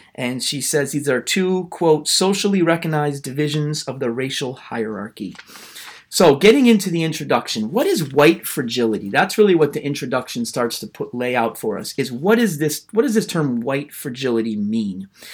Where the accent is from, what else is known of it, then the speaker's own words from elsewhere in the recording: United States; I am a white American man